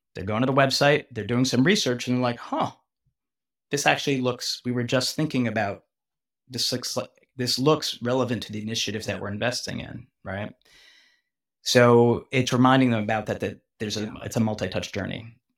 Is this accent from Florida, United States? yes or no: no; New York, United States; moved away as an adult; now in Bay Area, United States; I'm a New Yorker, so I grew up in New York, so I grew up in New York. I moved out to Silicon Valley.